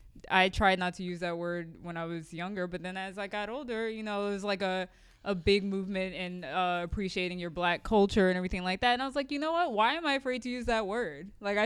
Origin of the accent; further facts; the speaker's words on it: United States; Straight up Black American. There is no going to Africa and knowing where my family's from unless I do Ancestry.com.